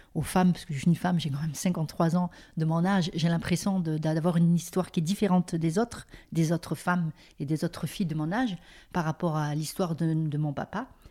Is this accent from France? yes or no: yes; Mouans-Sartoux, Provence-Alpes-Côte d'Azur, France; quand on était au camp